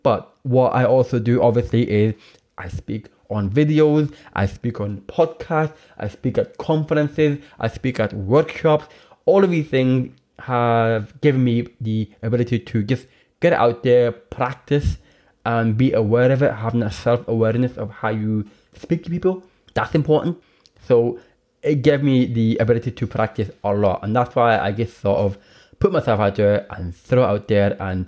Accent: Northern Ireland, United Kingdom; also born or lived in England; now in Scotland; I grew up in Northern Ireland and I've lived in Scotland, and then I went to England for university

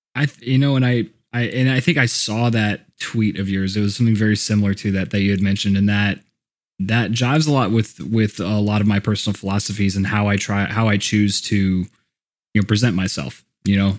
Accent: Houston, Texas, United States; also born or lived in Colorado; now in Austin, United States; I grew up in Houston

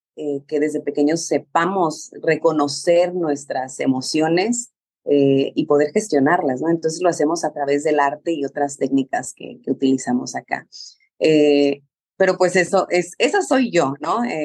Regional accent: Mexicali, Baja California, Mexico; yo soy mexicana, soy de Mexicali, Baja California

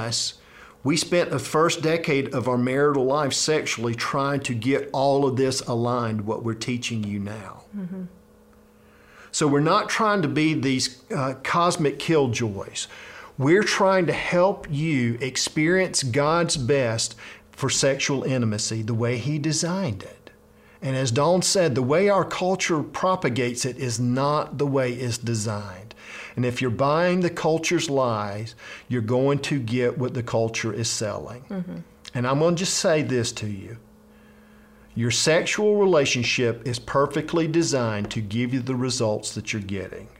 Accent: South Georgia, United States; I grew up in South Georgia

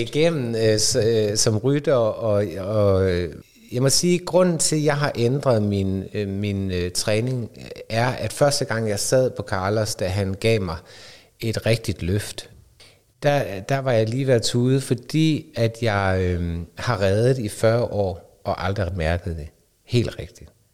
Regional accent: North Jutland, North Denmark Region, Denmark; moved away; also born or lived in Aarhus; jeg kommer fra Bundeland op i Nordjylland og boede på studeri

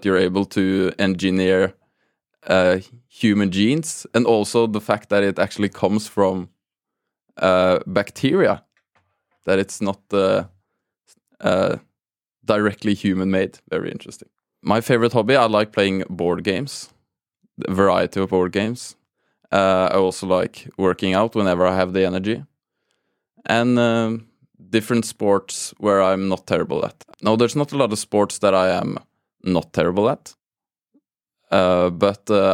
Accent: Oslo, Norway; also born or lived in Tromsø; born and raised in Oslo

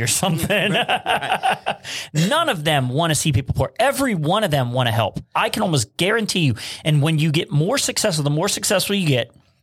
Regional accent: Appalachia, United States; me being Appalachian

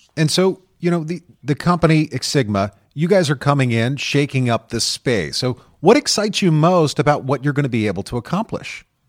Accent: United States; I'm American

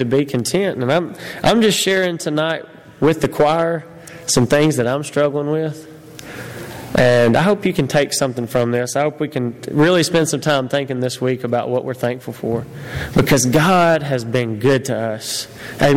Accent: United States; I'm an American

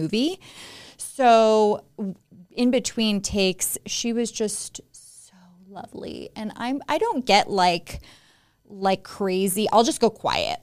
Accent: Las Vegas, Nevada, United States; I'm a native Las Vegan. I was born and raised here

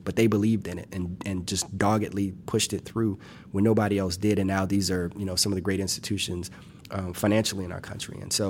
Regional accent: Louisiana, United States; Well, it's more like a roux, because I'm from South Louisiana, so it's more like it's a roux.

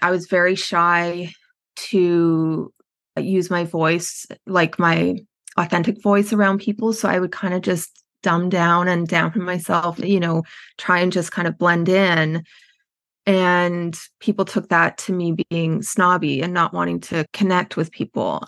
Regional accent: Edmonton, Alberta, Canada; moved away as an adult; also born or lived in British Columbia; I'm Canadian, I grew up in Edmonton, Alberta, in Canada

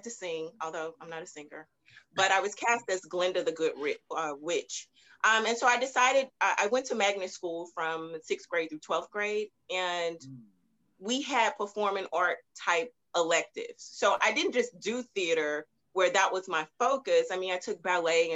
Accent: Baton Rouge, Louisiana, United States; now in Houston, United States; I'm originally from Baton Rouge, Louisiana. And I moved to Houston a while ago

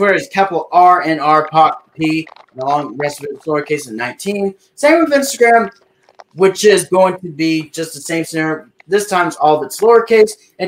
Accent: Hermiston, Oregon, United States; from my hometown, Hermiston

